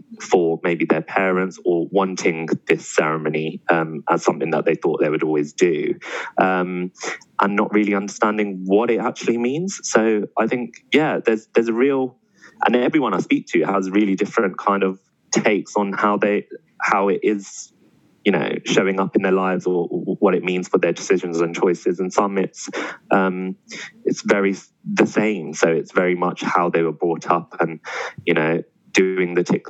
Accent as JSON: {"language": "English", "region": "London", "country": "United Kingdom", "tie": "born or raised there", "said": "I grew up in Southall, which was predominantly Asian"}